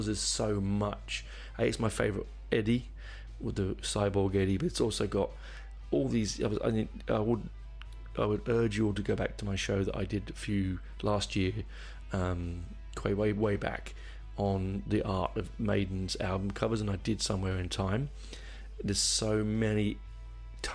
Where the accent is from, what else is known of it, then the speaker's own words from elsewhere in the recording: Barnet, London, United Kingdom; I grew up in Barnet. I was born in Barnet, which is a suburb of London